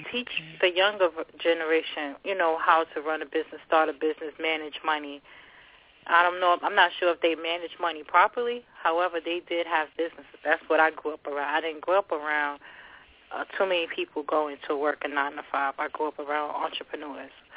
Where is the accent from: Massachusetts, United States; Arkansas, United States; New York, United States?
New York, United States; New York City; also born or lived in Long Island City, New York / Jersey City, New Jersey; now in New York, United States; My home city, my hometown is Long Island City, New York. Raised in the Bronx